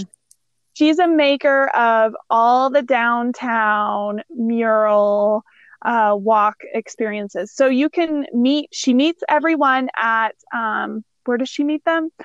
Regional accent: Missouri, United States; born or raised there

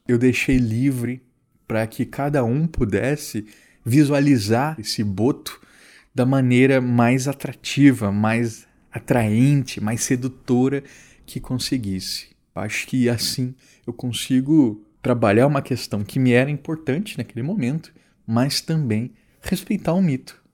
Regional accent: Campo Grande, Mato Grosso do Sul, Brazil; um bar da minha cidade natal, Campo Grande

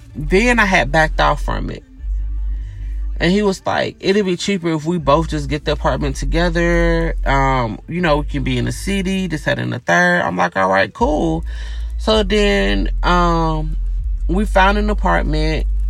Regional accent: Gainesville, Georgia, United States; I grew up in a small town, right? I'm from Gainesville, Georgia, which is like north of Atlanta

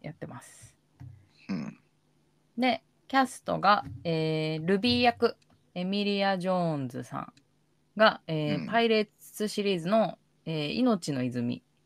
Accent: Koto, Tokyo, Japan; born or raised there

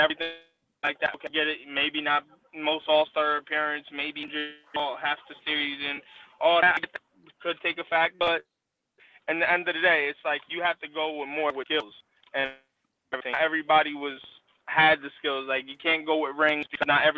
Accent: New Jersey, United States; I'm from Jersey

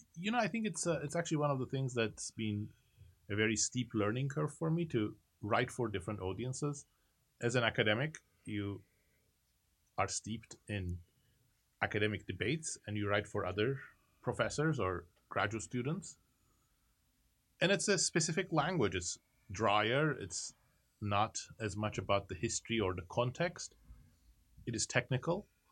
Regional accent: Turkey; moved away; I was growing up in Turkey at the time

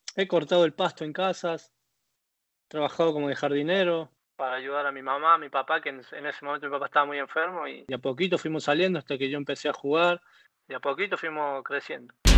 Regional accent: Córdoba, Argentina; accent: cordobés; moved away as an adult; also born or lived in Belgium; now in Buenos Aires, Argentina; Soy de Barrio Empalme, que del arco, del arco de Córdoba, dentro de capital

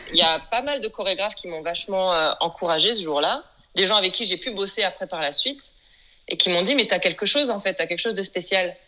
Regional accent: France; moved away as an adult; now in Los Angeles, United States; Je suis française et je vis à présent à Los Angeles. Ça fait maintenant plus de dix ans.

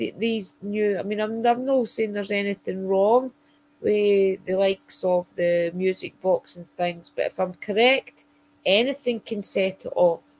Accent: Scotland, United Kingdom; I did have to apologise for being Scottish

